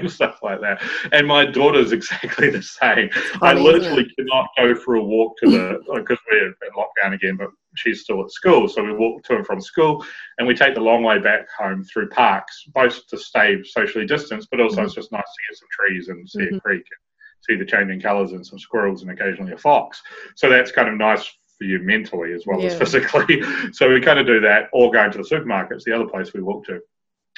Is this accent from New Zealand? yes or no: yes; Nelson, New Zealand; moved away as an adult; now in United Kingdom; Growing up in Nelson